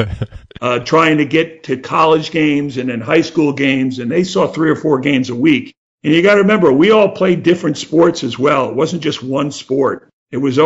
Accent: Bloomfield, New Jersey, United States; We grew up in Bloomfield, New Jersey.

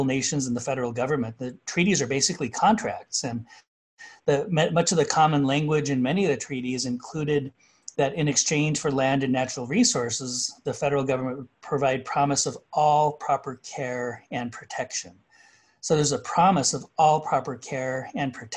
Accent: Kyle, South Dakota, United States; My hometown in Kyle, South Dakota is 90 miles away from the nearest supermarket.

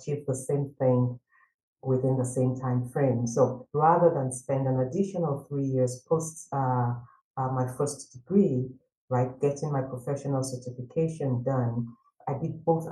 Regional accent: Nigeria; moved away as an adult; I studied accounting and finance back in my home country, Nigeria

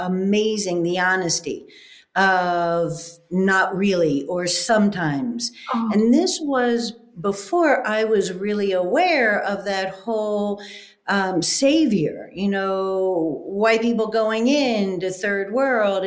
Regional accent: Southeast, United States; the Southeast girl had to travel north to find her flock

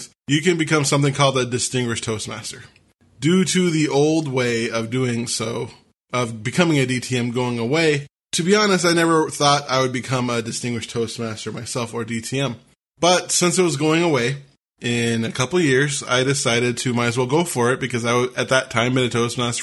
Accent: Washington, United States; my home state of Washington

